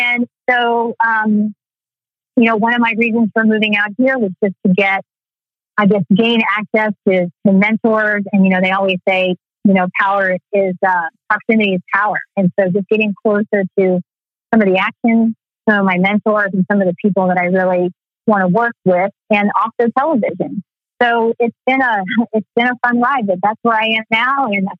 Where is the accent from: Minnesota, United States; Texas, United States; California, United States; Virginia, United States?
Texas, United States; Yeah, Texas was interesting. I loved it, but we always moved around. My dad was in the military, so we moved around a lot, and so Texas is my real home.